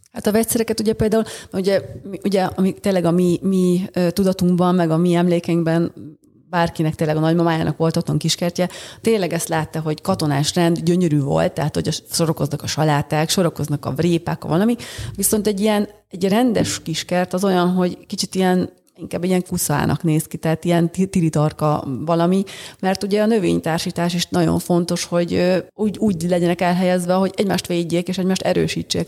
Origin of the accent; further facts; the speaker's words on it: Budapest, Hungary; született budapestiként